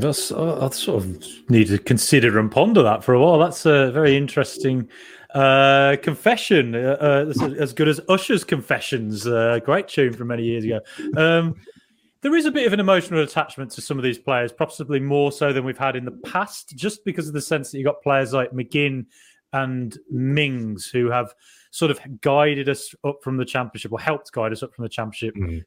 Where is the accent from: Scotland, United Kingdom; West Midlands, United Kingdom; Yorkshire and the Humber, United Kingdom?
West Midlands, United Kingdom; Solihull; I'm from Solihull as well, and same sort of very similar background, very same schooling really as well